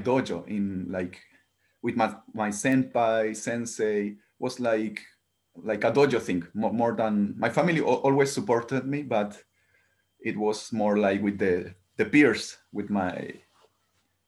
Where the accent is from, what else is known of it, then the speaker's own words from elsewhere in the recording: Santiago, Santiago Metropolitan Region, Chile; English is a second language; moved away as an adult; now in Japan; I'm from Santiago. It's like the biggest city, like the main city, the capital of Chile